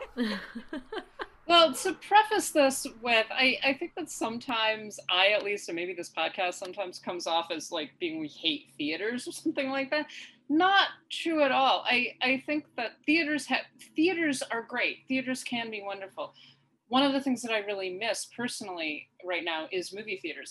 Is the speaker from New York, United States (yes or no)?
yes; upstate New York, United States; right now I'm in upstate New York.